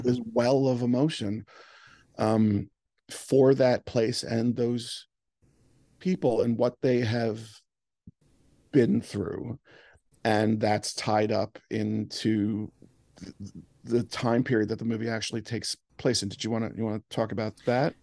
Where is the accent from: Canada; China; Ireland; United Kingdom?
Ireland; As an Irish person